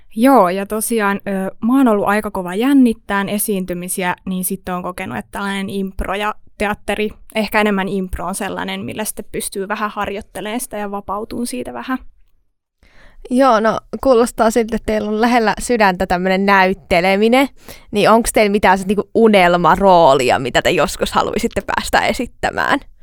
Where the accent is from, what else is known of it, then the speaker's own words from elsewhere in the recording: Tampere, Pirkanmaa, Finland; tuun Tampereelta ja oon 25-vuotias.